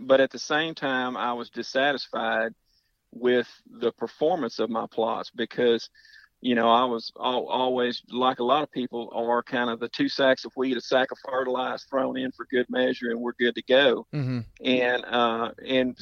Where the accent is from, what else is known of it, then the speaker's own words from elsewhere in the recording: Houston, Texas, United States; moved away as an adult; also born or lived in Urania, Louisiana; now in Louisiana, United States; I was born and raised in Houston